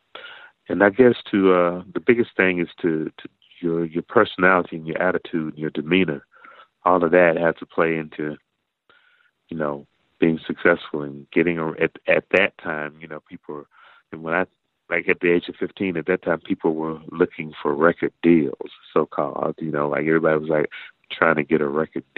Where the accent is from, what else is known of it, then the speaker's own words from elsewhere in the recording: Macon, Georgia, United States; I am from Macon, Georgia